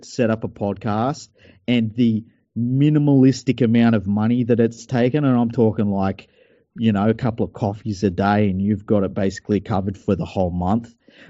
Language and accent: English; Mount Druitt, New South Wales, Australia; Yeah, I grew up in Mount Druitt where, you know, you jump over the fence, you might be torn apart by dogs.